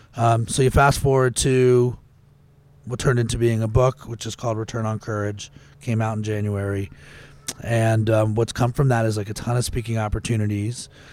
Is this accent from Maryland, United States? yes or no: yes; Potomac, Maryland, United States; I grew up in Potomac, Maryland, not a, not a terrible place to grow up